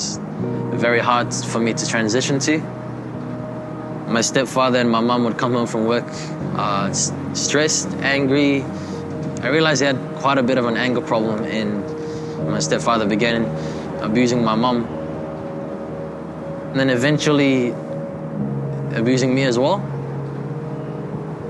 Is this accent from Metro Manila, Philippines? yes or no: yes; Quezon City, Metro Manila, Philippines; moved away; I was born in Manila, Philippines, in a little suburb called Quezon City. I lived in the slums of the Philippines